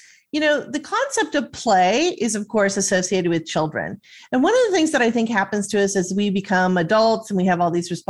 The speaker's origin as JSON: {"language": "English", "region": "Southern California", "country": "United States", "tie": "born or raised there", "said": "I grew up in Southern California"}